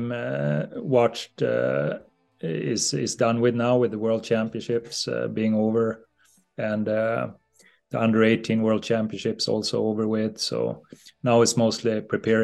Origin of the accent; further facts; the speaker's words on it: Leksand, Dalarna County, Sweden; I can watch in my hometown